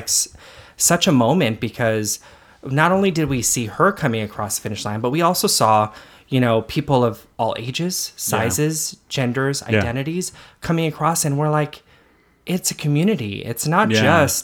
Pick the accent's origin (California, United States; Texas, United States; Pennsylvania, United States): California, United States; San Diego; I was born in San Diego, grew up in South San Diego, and work in various parts of San Diego.